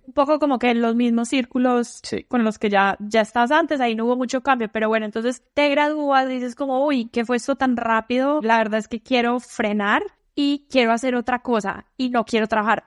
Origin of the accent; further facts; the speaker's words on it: Medellín, Antioquia, Colombia; moved away as an adult; yo soy de Medellín